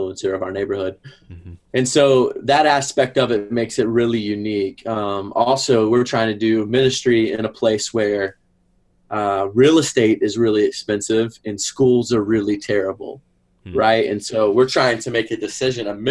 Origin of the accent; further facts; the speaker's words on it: Knoxville, Tennessee, United States; moved away as an adult; now in Washington, D.C., United States; I grew up in Knoxville, Tennessee, family still there